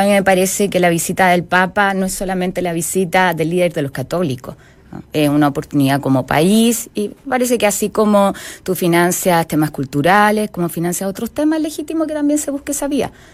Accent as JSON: {"language": "Spanish", "region": "Magallanes and Chilean Antarctica", "country": "Chile", "said": "yo soy magallánica, soy porfiada, tengo el gen croata"}